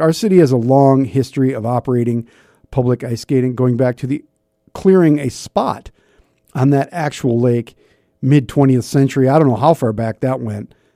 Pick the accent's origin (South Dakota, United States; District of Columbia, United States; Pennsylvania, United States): South Dakota, United States; Sioux Falls; growing up in the North End